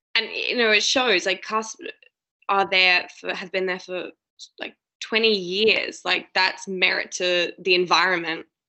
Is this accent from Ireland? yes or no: no; Adelaide, South Australia, Australia; also born or lived in Sydney; now in Melbourne, Australia; my hometown, like Adelaide